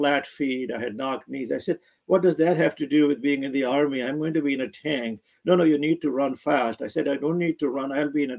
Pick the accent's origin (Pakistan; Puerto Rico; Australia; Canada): Pakistan; That is correct. Yes, 1953, April 25th.